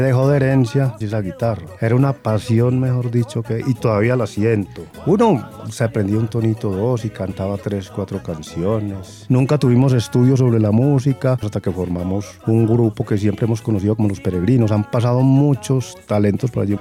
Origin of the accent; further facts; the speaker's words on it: San Pedro de los Milagros, Antioquia, Colombia; Soy de la Vera la Cuchilla, vivo con mi esposa